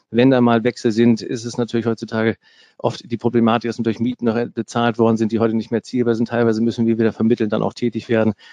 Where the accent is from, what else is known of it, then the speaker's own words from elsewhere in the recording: Bremen, Germany; Also Bremen, und jetzt bin ich ja Bremer